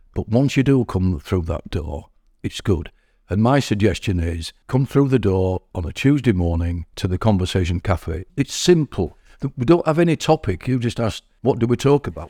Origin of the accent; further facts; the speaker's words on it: Hull, Yorkshire and the Humber, United Kingdom; moved away as an adult; also born or lived in Driffield, East Yorkshire; now in Keighley, United Kingdom; I'm not from Keighley, I'm from Hull, and I lived in Driffield in East Yorkshire